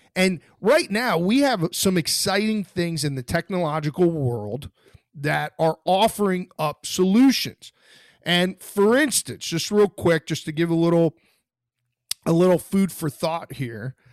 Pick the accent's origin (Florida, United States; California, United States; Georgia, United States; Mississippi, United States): Florida, United States; I'm from Florida